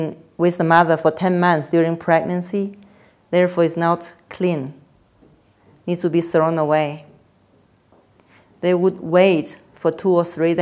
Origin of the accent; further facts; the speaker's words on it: Beijing, China; moved away as an adult; also born or lived in Lahore, Pakistan / Nepal; I was born in Beijing, and I studied medicine in China, in Beijing as well. And I did my master's degree also in Beijing